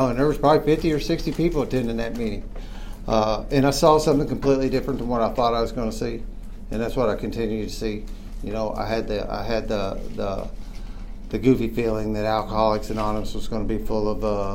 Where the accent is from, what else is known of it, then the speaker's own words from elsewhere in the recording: New Albany, Indiana, United States; I was born and bred in New Albany